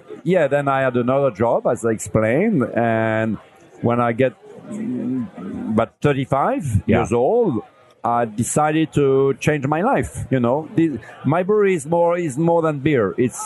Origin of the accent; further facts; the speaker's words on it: Lille, Hauts-de-France, France; I'm from Lille, from northern France.